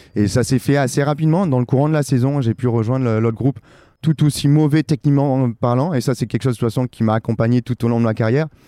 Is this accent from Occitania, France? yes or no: yes; Perpignan, Occitania, France; je suis originaire de Perpignan, j'ai grandi à Perpignan